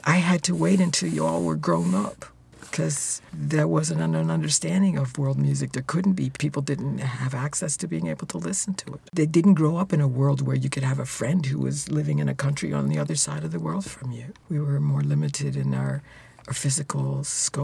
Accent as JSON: {"language": "English", "town": "Philadelphia", "region": "Pennsylvania", "country": "United States", "tie": "born or raised there", "also_born_or_lived": "New York", "moved": "as an adult", "lives_now": "Canada", "said": "I grew up in Philadelphia"}